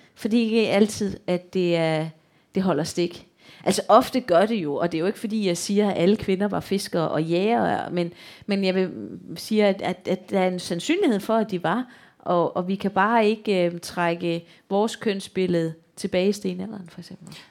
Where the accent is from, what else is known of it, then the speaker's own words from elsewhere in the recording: Odense, Southern Denmark, Denmark; accent: Funen; et barakbibliotek øh, i Odense, hvor jeg kommer fra